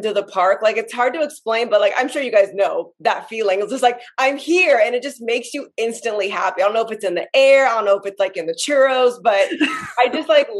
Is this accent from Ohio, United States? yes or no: no; Los Angeles, California, United States; I'm from Los Angeles, California, so I'm a Disneyland local